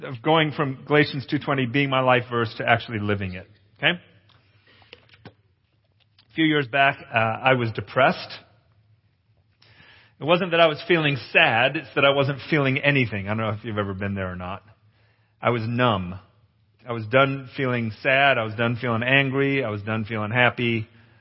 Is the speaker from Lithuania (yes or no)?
no; Capernwray Hall, North West England, United Kingdom; moved away; since I was a little boy growing up in England. I grew up at Cape and Ray Hall.